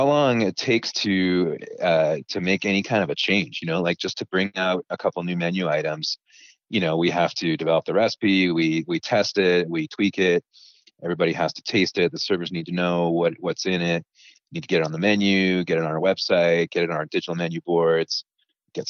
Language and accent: English; Toronto, Ontario, Canada; moved away as an adult; now in Utah, United States; I'm from Toronto in Canada.